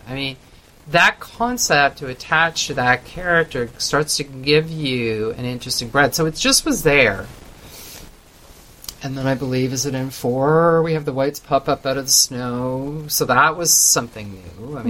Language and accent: English; Canada